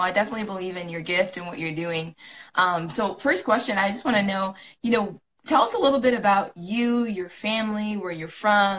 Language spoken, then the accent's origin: English; Illinois, United States; also born or lived in Tinley Park, Illinois; I grew up in Illinois.